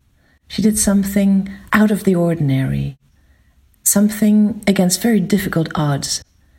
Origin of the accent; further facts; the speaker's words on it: Brussels, Brussels-Capital Region, Belgium; I come from Brussels.